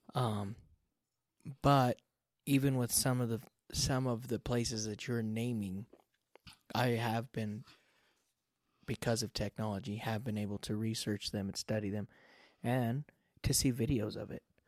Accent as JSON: {"language": "English", "country": "United States", "tie": "born or raised there", "said": "I grew up in the United States"}